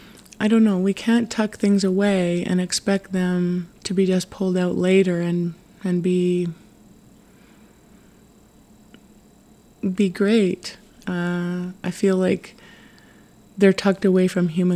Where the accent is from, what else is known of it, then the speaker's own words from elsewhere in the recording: Tyendinaga Mohawk Territory, Ontario, Canada; I was born and raised and live in Tyndanega Mohawk Territory